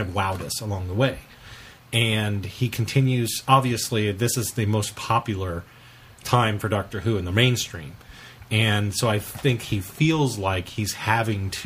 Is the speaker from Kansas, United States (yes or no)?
yes; Kansas, United States; we're from Kansas